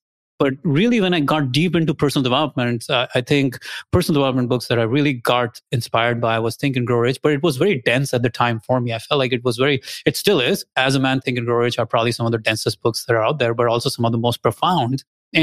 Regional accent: India; moved away as an adult; also born or lived in Austin, Texas; now in United States; I'm originally from India. I came here, I got my graduate degrees.

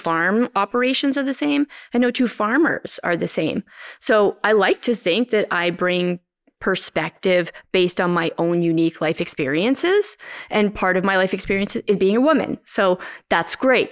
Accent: Mossbank, Saskatchewan, Canada; Both Dave and I grew up in the Moss Bank area

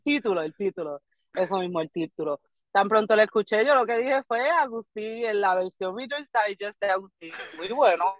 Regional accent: Barranquitas, Puerto Rico; first language Spanish; now in Florida, United States; yo soy nativa del pueblo de Barranquitas, pero me encuentro en la estadidad acá en, Florida

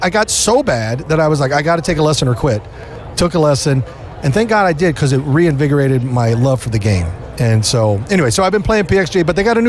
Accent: Kansas City, Missouri, United States; I was born and raised in Kansas City.

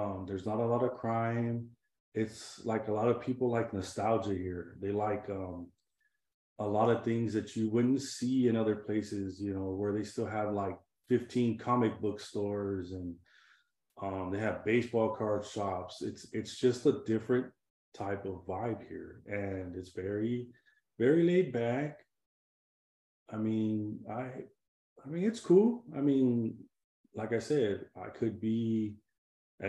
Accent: California, United States; moved away as an adult; also born or lived in San Diego; now in South Texas, United States; I'm from California

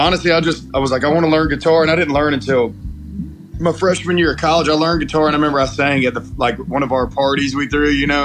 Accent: Muscle Shoals, Alabama, United States; I was born and raised in Muscle Shoals

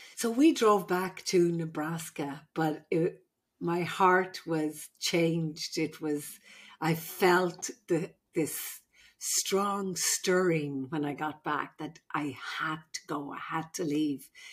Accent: Ireland; moved away as an adult; now in California, United States; I'm the Irish midwife.

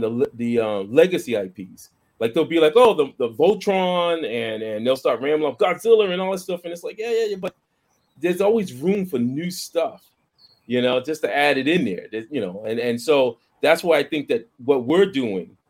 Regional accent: Boston, Massachusetts, United States; I grew up in Boston

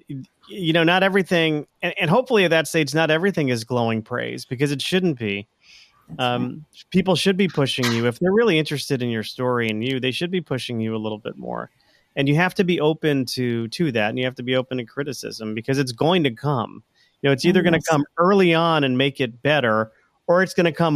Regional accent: Plantation, Florida, United States; moved away; I grew up in Florida. I grew up in Plantation, Florida, and which is just west of Fort Lauderdale. So I was born there in the 70s

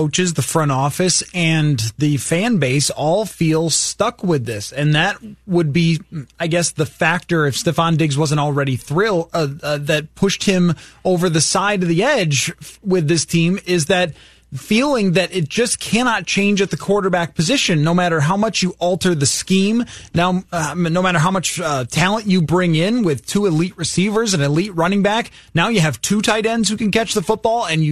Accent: Buffalo, New York, United States; I grew up in Buffalo with the bickering Bills

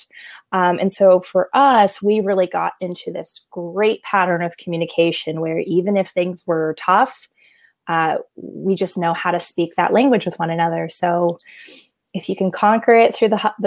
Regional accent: Los Angeles, California, United States; born and raised in Los Angeles, California

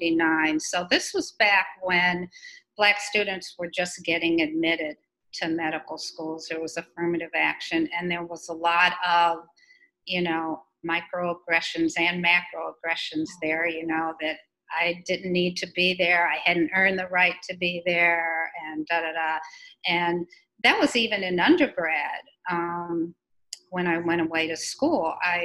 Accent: Chicago, Illinois, United States; I grew up in Chicago in an area called Hyde Park, which was one of the rare integrated neighborhoods in Chicago. It was right next to the University of Chicago campus.

